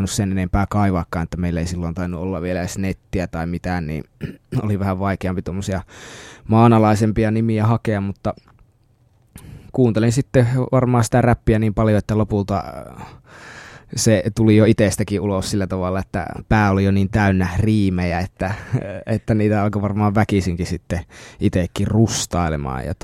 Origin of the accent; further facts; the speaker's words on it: Lapland, Finland; että saisin mahdollisimman selkeästi tuotua esille sen, mistä olen kotoisin ja millä tavalla meidän perinteinen ajattelutapamme, eli saamelaisten ajattelutapa sitten tulee esille.